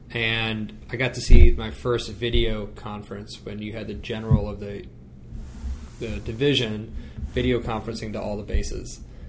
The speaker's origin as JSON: {"language": "English", "country": "United States", "also_born_or_lived": "Giessen, Germany", "said": "when you walk around Germany as an American soldier, you stand out"}